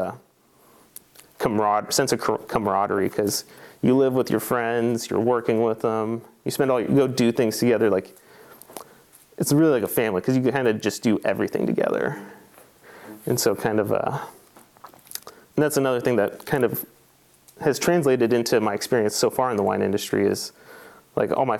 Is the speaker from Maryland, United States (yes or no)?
no; Astoria, Oregon, United States; I was born and raised in Astoria, Oregon, so on the very northwestern tip, right at the mouth of the river